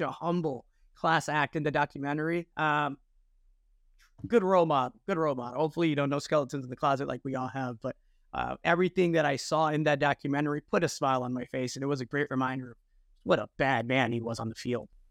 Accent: Chicago, Illinois, United States; I grew up in Chicago

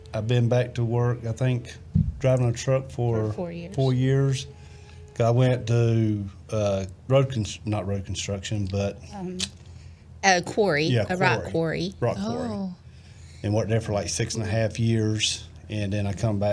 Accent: Savannah, Georgia, United States; moved away; also born or lived in North Carolina; I was born in Savannah, Georgia.

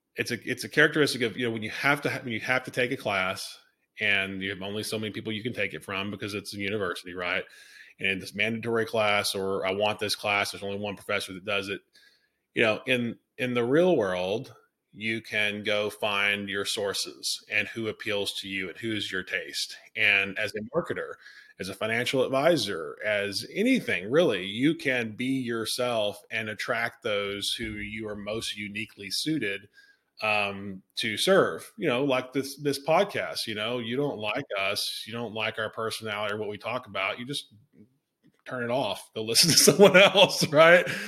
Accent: Alabama, United States; moved away as an adult; also born or lived in Rhode Island; boy from Alabama going to Brown

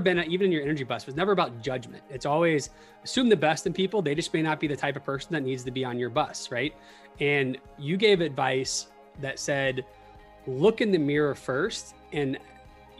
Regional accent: Tallahassee, Florida, United States; I grew up in Tallahassee

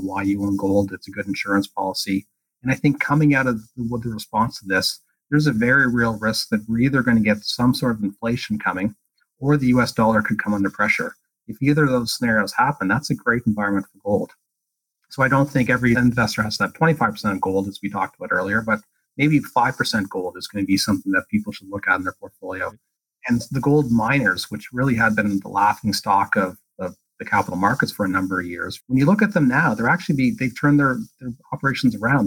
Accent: Canada; being Canadian

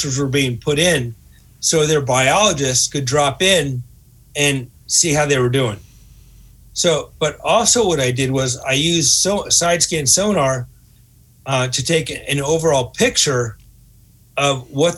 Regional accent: New England, United States; I'm from New England

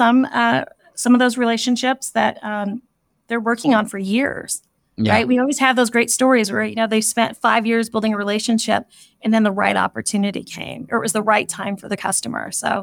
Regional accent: California, United States; moved away as an adult; now in Kansas City, United States; So I grew up in the Bay Area of California

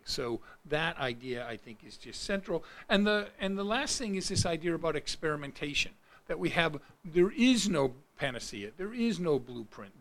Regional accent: Rochester, United States; my hometown in Rochester

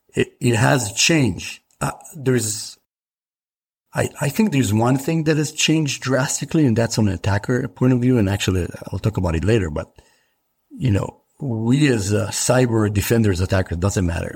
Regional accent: Israel; I grew up in Israel

